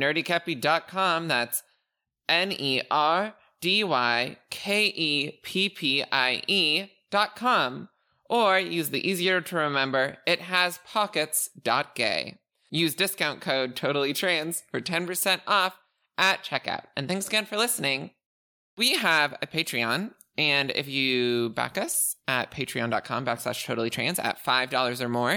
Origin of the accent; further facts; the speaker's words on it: Canada; I am Canadian